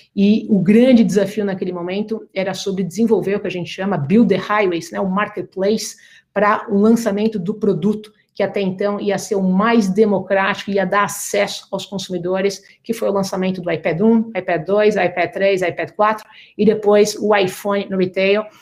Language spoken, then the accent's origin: Portuguese; Brazil; moved away as an adult; now in United States; sendo brasileira